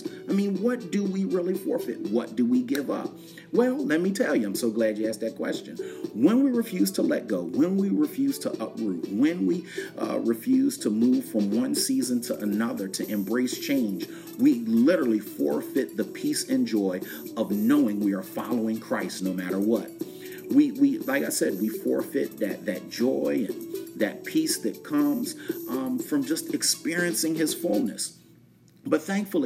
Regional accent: West Chester, Pennsylvania, United States; when I was growing up in Westchester, Pennsylvania, right outside of Philadelphia

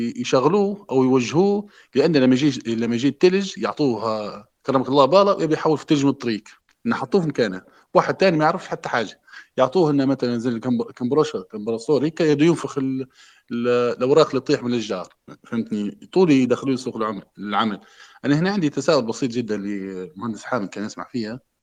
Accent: western Libya, Libya; also born or lived in Germany; انا بكوني من غرب ليبيا

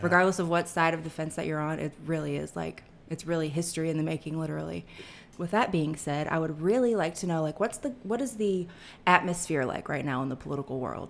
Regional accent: Atlanta, Georgia, United States; moved away; also born or lived in Texas; I grew up in Atlanta

